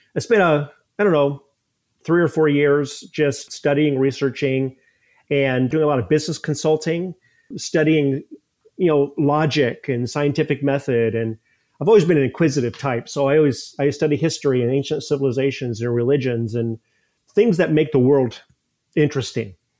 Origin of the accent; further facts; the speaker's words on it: Ohio, United States; moved away as an adult; also born or lived in Columbus, Ohio; now in St. Petersburg, United States; I moved to Saint Pete about twenty years ago, but I grew up in Ohio